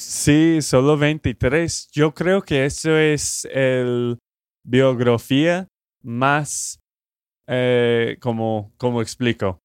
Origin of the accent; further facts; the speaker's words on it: Texas, United States; de Texas, Estados Unidos